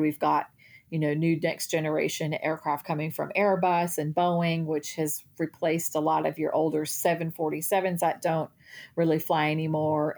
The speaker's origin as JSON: {"language": "English", "region": "Texas", "country": "United States", "said": "I'm from Texas"}